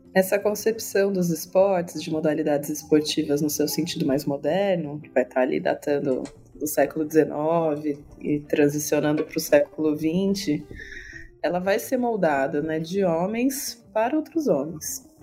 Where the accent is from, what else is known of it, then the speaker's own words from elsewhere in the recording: Campinas, São Paulo, Brazil; eu sou campineira